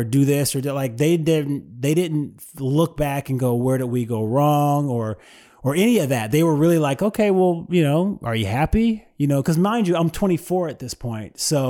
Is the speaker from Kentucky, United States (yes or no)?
no; Oakland, California, United States; now in Los Angeles, United States; Growing up in the Bay Area was really cool. I lived on a very, for lack of better words, very diverse street in a neighborhood called Maxwell Park.